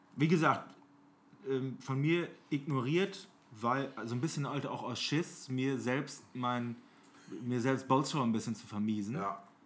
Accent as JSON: {"language": "German", "town": "Oldenburg", "region": "Lower Saxony", "country": "Germany", "said": "bei uns in Oldenburg"}